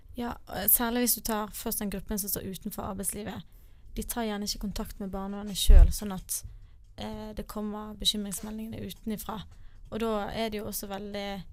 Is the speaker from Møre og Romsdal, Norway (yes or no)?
no; Bergen, Vestland, Norway; Jeg er fra Bergen